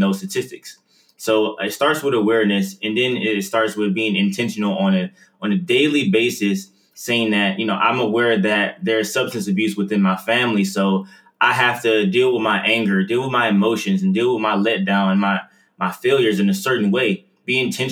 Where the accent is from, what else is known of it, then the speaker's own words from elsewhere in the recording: Detroit, Michigan, United States; I'm originally from Detroit, growing up in Detroit for about 17 to 18 years of my life.